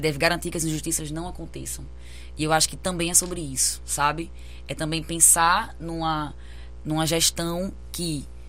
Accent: Brazil; enquanto brasileira que vive isso

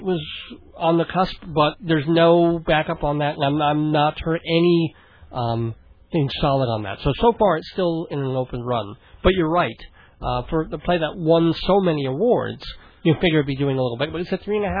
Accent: Boston, Massachusetts, United States; accent: Boston; Now I can morph my Boston accent into a bad Canadian accent.

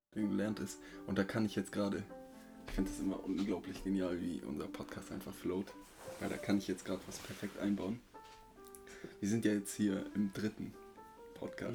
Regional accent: Germany; dann meinte ich, äh, halt Deutschland

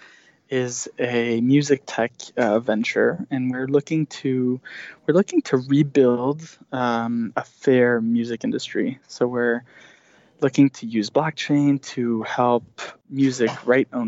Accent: Switzerland; moved away as an adult; also born or lived in Spain / Germany / United States; now in New York, United States; I am Swiss and American. I grew up in Switzerland

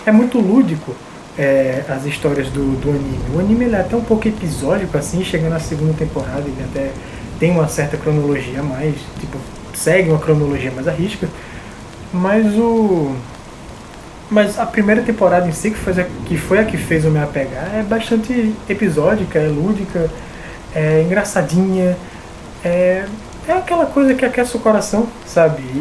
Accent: Recife, Pernambuco, Brazil; E essa era a minha infância em Recife, era muito boa. E aí nas férias no interior eu ia jogar bola na rua, para balancear.

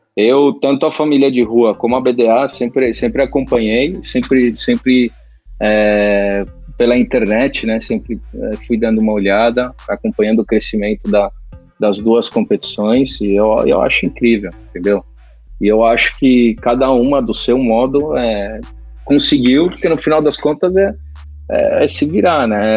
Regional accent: Brazil; moved away as an adult; now in Spain; sendo brasileiro e por mais que eu, a maior parte da minha vida eu vivi no Brasil

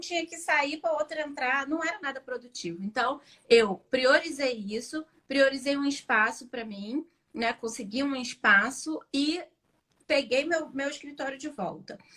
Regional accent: Rio de Janeiro, Brazil; Eu sou do Rio de Janeiro

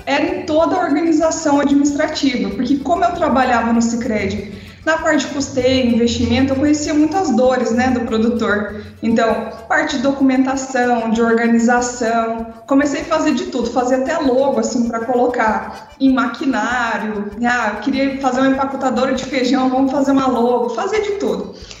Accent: São Miguel do Iguaçu, Paraná, Brazil; also born or lived in Mato Grosso do Sul; now in Mato Grosso, Brazil; sou paranaense de São Miguel do Iguaçu, mas moro no Mato Grosso desde 1996

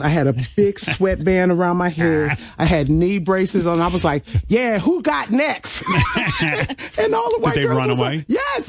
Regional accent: Compton, California, United States; also born or lived in Lynwood, California; I'm from Compton, Linwood

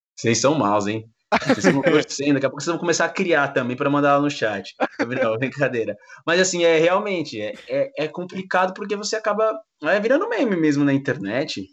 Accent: São Paulo, Brazil; eu sou aqui morador de São Paulo, eu sou da Zona Leste

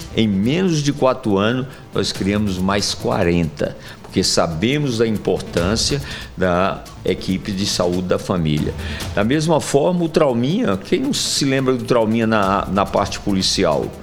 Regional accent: Sertão, Brazil; now in João Pessoa, Brazil; Herdei lá da minha terra, do sertão

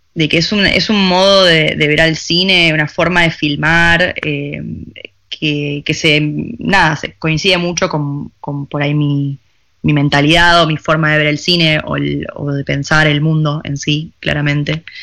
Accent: Argentina; moved away as an adult; also born or lived in Buenos Aires; now in Paris, France; yo era argentina

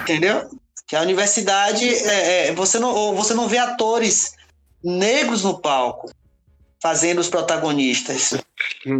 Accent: Salvador, Bahia, Brazil; eu vivo é. num bairro periférico, né, onde eu nasci, a cidade baixa

